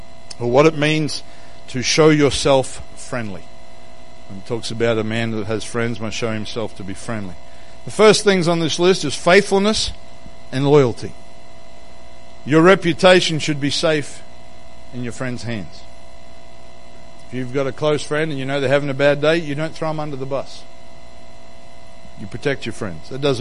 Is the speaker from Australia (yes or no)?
yes; Queensland, Australia; now in Western Australia, Australia; I'm from Queensland